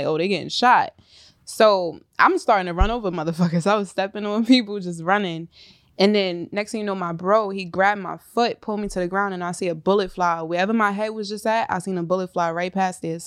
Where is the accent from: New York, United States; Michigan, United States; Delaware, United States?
New York, United States; New York City; I'm from South Jamaica, Queens